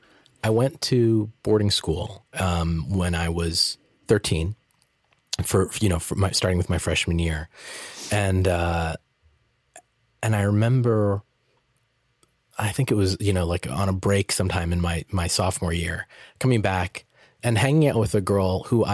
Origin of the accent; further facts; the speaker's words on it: Peabody, Massachusetts, United States; because I grew up in Peabody, Massachusetts, and it was predominantly white.